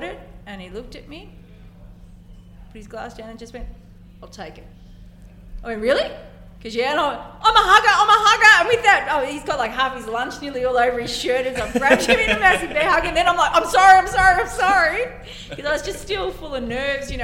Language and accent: English; Ballarat, Victoria, Australia; my hometown